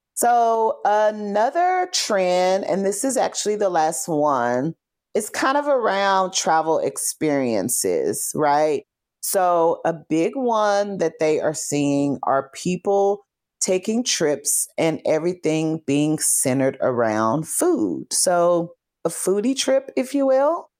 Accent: Fort Worth, Texas, United States; moved away as an adult; also born or lived in Chicago; I'm from Fort Worth

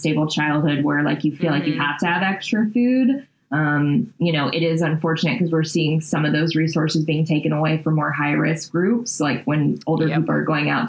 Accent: Louisiana, United States; we're from Louisiana

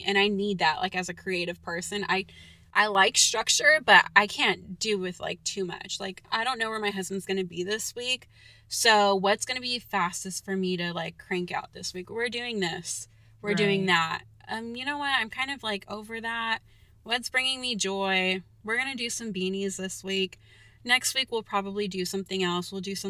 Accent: California, United States

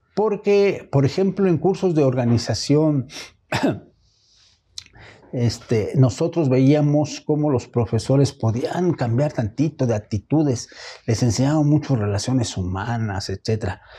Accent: Mexico; lo que somos mexicanos

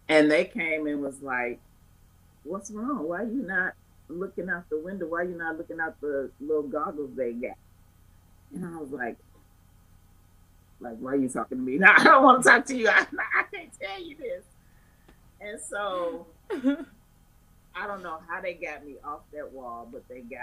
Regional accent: Chicago, Illinois, United States; I'm born and raised in Chicago

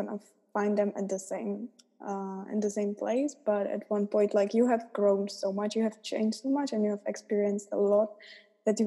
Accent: Czechia; Czech Republic

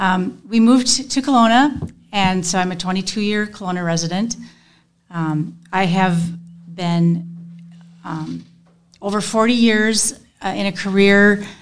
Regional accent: St. Paul, Minnesota, United States; moved away as an adult; now in Kalona, United States; the hospital where I was born in St. Paul

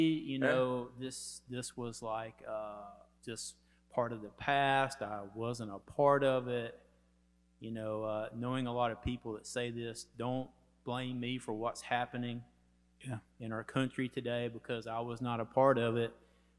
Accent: Central Alabama, United States; growing up in Central Alabama, I never realized that I had privilege. I grew up in a place where the county and the town I grew up in were named after significant Confederate generals.

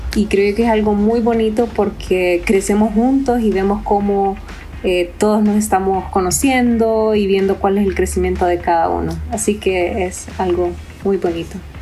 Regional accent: Honduras; now in Costa Rica; soy de Honduras, viviendo en Costa Rica

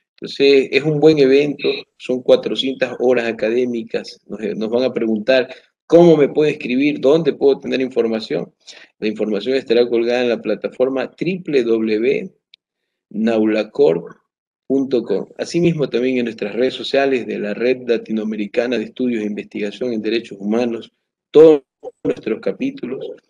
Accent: Ecuador; como ecuatorianos

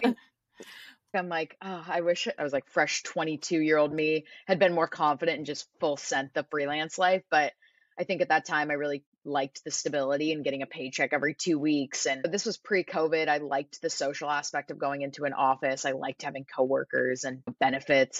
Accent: San Diego, California, United States; moved away as an adult; also born or lived in Arizona; I was born and raised in San Diego

